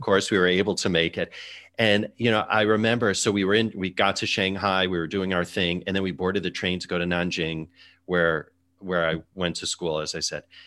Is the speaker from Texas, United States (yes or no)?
no; Chicago, Illinois, United States; moved away as an adult; also born or lived in China / London / Singapore; now in New York City, United States; I worked in my hometown, Chicago